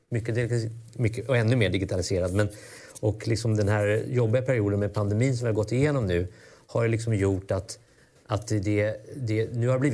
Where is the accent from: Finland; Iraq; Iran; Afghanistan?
Iraq; Baghdad, Baghdad Governorate; also born or lived in Cairo, Egypt; now in Sweden; Så jag är liksom uppvuxen i Mellanöstern. Farsan jobbade där.